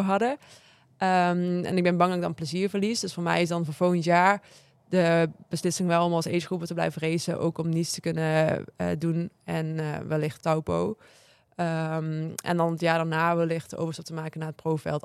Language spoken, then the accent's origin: Dutch; Maastricht, Limburg, Netherlands; ik kom uit Maastricht